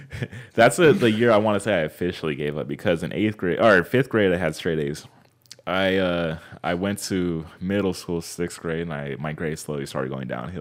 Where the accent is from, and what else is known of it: Fontana, California, United States; born or raised there; also born or lived in Anaheim, California